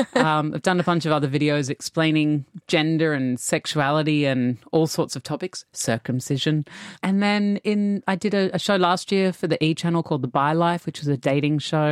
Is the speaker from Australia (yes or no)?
yes; Australia; growing up in Australia